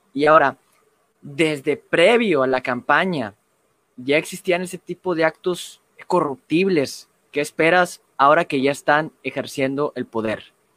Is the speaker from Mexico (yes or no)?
yes; Mexico; nosotros los mexicanos